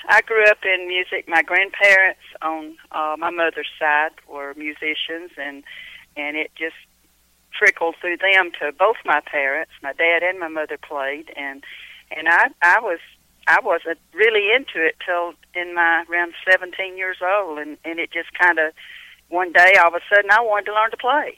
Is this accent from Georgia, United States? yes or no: yes; Cumming, Georgia, United States; also born or lived in Kentucky; I was born and raised here in Cumming, Georgia